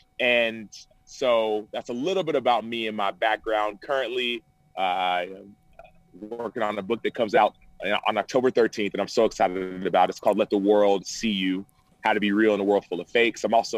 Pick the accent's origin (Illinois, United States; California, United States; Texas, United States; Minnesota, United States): Texas, United States; Dallas; I grew up in Dallas, Texas. My parents were born and raised in Nigeria. So I grew up in Dallas